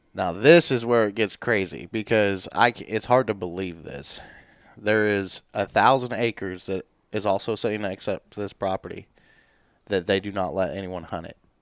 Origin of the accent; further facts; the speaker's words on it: Warrensburg, Missouri, United States; also born or lived in Centerview, Missouri; born and raised in Warrensburg, Missouri